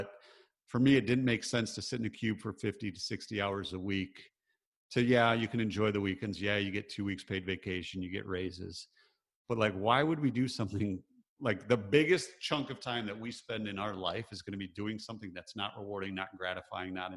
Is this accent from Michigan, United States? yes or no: yes; Michigan, United States; growing up, I grew up in Michigan. So grew up in the Midwest, pretty blue collar